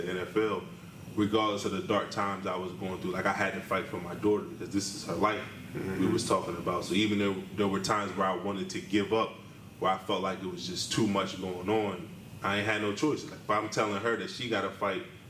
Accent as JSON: {"language": "English", "town": "Wilmington", "region": "Delaware", "country": "United States", "tie": "born or raised there", "also_born_or_lived": "State College, Pennsylvania", "moved": "as an adult", "said": "when I grew up in Wilmington, I felt like this was normal."}